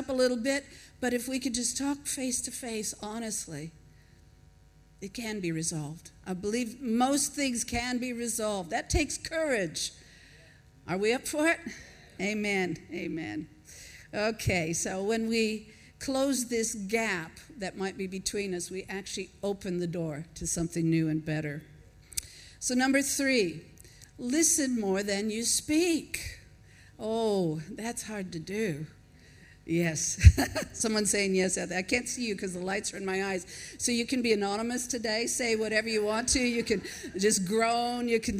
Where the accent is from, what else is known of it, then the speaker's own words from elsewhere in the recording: Washington, United States; also born or lived in Minnesota; now in Australia; I was born in Minnesota, raised in Washington, and, you know, the accent is not like it is in the South. But I think maybe 35 years in Australia has softened a little bit.